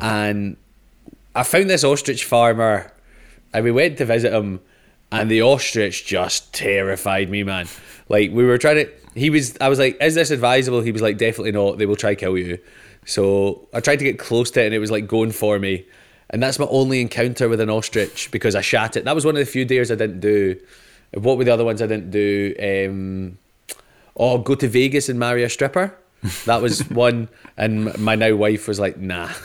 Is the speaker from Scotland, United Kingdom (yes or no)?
yes; Scotland, United Kingdom; I'm Scottish